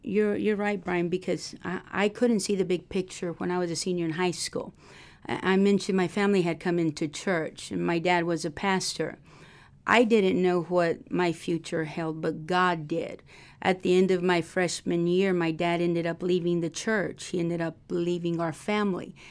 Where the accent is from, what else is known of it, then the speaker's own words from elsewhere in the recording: Texas, United States; moved away as an adult; also born or lived in Miami; now in Arkansas, United States; I'm from Texas